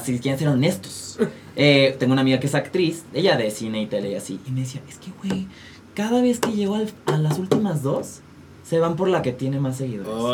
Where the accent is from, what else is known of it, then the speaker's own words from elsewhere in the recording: Texas, United States; moved away as an adult; also born or lived in Colima, Mexico; now in Mexico City, Mexico; yo crecí en Estados Unidos, en Texas. Eh, me fui bien chiquito